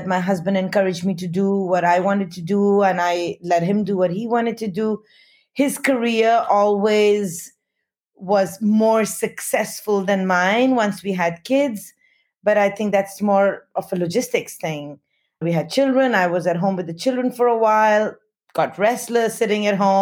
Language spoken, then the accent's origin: English; Delhi, India; first language Hindi; English is a second language; moved away as an adult; also born or lived in Himalayas boarding school, India / Bombay, India / London, United Kingdom / Australia; I grew up in Delhi until I was 9, and my mother came from there, or her family came from there